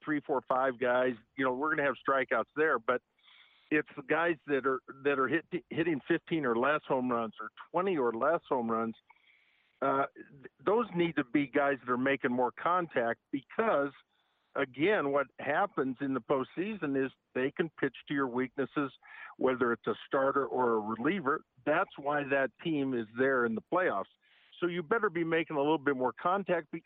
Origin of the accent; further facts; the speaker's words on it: Portland, Oregon, United States; also born or lived in Moraga, California; I'm born and raised in Portland, Oregon, but I lived in Moraga, California in sixth grade